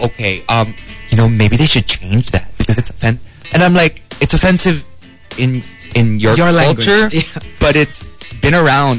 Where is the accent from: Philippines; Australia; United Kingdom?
Philippines; Negros Occidental, Western Visayas; also born or lived in Antipolo; And, well, my mom, she lives in Antipolo, but originally we're from Negros.